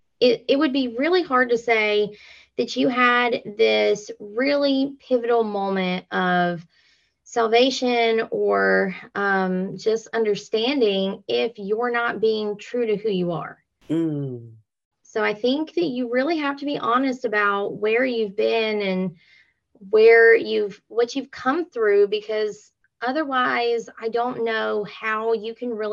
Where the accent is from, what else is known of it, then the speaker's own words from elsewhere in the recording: LaGrange, Georgia, United States; I am from LaGrange, Georgia